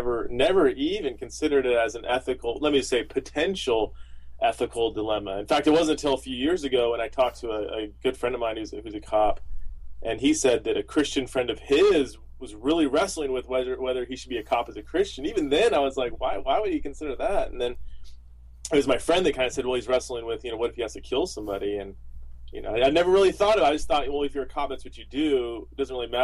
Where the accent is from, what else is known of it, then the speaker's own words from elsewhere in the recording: Southern California, United States; I was born and raised in Southern California